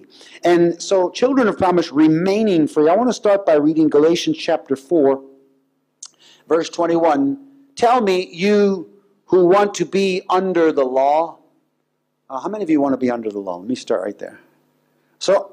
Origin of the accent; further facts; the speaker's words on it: United States; I'm an American